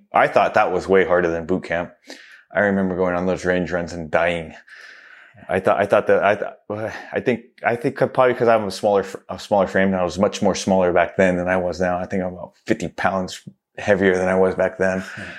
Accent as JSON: {"language": "English", "region": "East Coast", "country": "United States", "tie": "born there", "said": "going out to the East Coast, you know, like I was born on the East Coast."}